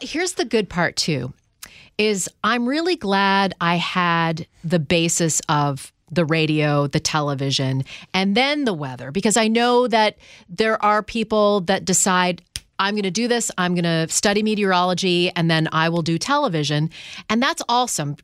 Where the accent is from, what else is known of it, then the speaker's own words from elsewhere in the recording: Canada; moved away; I'm from Canada